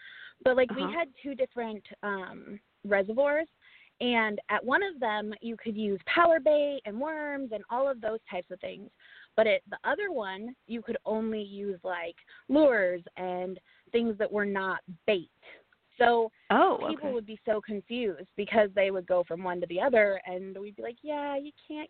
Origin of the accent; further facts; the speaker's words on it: Colorado Rocky Mountains, United States; moved away as an adult; now in Iowa, United States; So I lived in Colorado. I grew up in the Colorado Rocky Mountains. It was amazing.